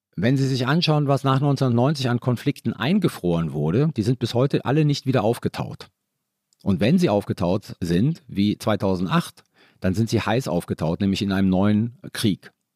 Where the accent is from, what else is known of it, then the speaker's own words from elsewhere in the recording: Italy; Ich war Italiener